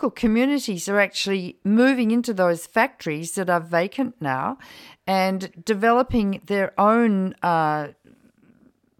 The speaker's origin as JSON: {"language": "English", "country": "Australia", "said": "in Australia, we always grew our oranges and our grapefruit and our mandarins"}